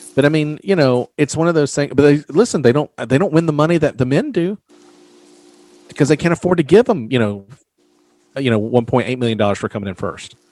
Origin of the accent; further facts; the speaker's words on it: the South, United States; I'm from the South